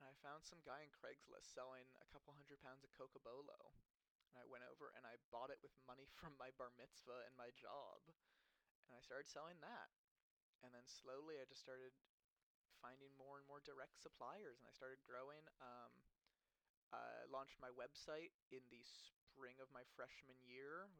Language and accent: English; Los Angeles, California, United States; I'm from Los Angeles. I grew up in the center of LA.